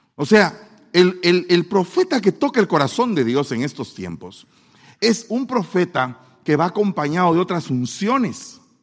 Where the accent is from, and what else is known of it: Guatemala; accent: chapín